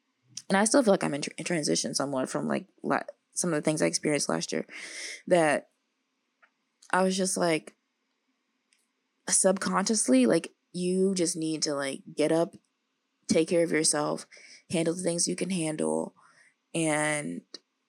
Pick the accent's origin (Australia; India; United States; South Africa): United States; the South; now in Los Angeles, United States; I don't know if that's because I'm like from the South and so much of the day is like hot and sunny.